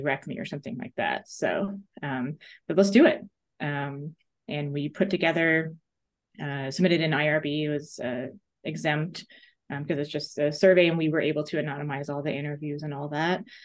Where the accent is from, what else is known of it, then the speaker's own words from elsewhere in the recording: New York, United States; now in Missouri, United States; I grew up in New York